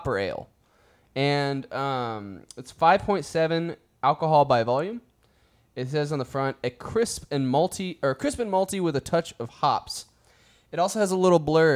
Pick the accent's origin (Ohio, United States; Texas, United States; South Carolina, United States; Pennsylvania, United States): Texas, United States; I'm a Texan through and through